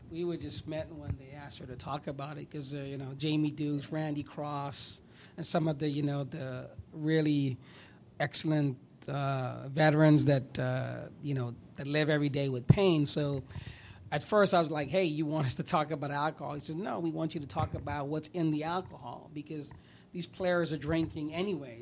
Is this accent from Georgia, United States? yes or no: no; New York, United States; now in Florida, United States; I grew up in New York